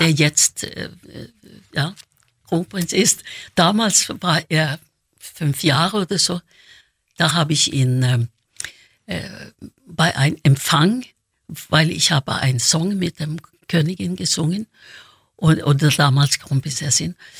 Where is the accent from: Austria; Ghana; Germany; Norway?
Norway; Oslo; born or raised there; moved away